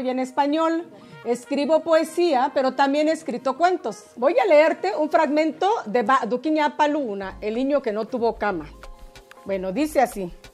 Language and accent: Spanish; Juchitán, Oaxaca, Mexico; first language Zapotec; Spanish is a second language; mi lengua materna es eh, eh, la lengua nube, que ustedes posiblemente, o tú posiblemente, conozcas como zapoteco. Mi pueblo se llama Juchitán, Oaxaca